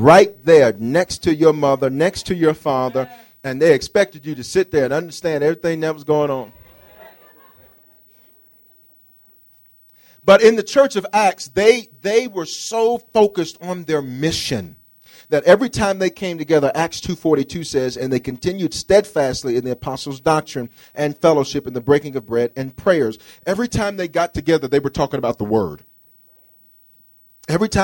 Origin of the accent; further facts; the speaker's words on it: the South, United States; now in Denver, United States; I come from the South